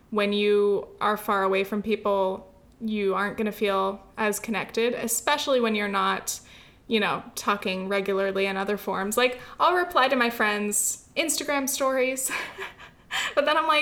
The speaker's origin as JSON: {"language": "English", "region": "California", "country": "United States", "tie": "born or raised there", "moved": "as an adult"}